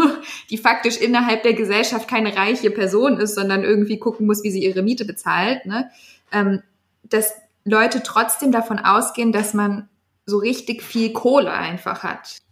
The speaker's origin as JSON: {"language": "German", "country": "Germany", "said": "wir sind ja auch alle Deutsche, aber so wie wir Deutsch mit Migrationsgeschichte"}